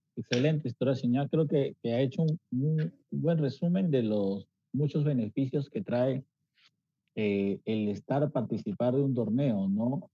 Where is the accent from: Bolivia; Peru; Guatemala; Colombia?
Peru; nuestra raza peruana